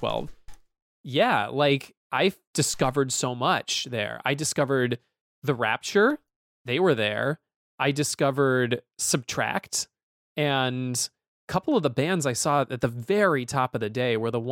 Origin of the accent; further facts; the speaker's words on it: Napa, California, United States; it's in my hometown